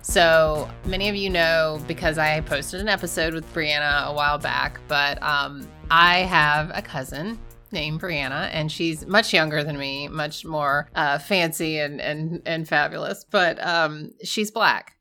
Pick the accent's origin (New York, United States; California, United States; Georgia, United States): Georgia, United States; We're from Georgia.